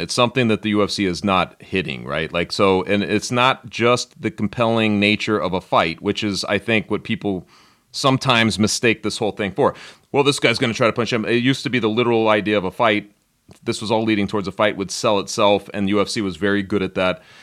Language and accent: English; Denver, Colorado, United States; growing up in Denver, I was very young